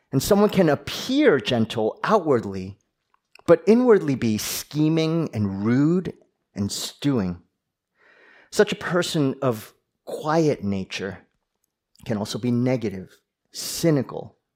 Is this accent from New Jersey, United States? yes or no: yes; New Jersey, United States; accent: New Jersey; Some of you know that I grew up in New Jersey, and you know, I practiced hard to actually get rid of my New Jersey accent when preaching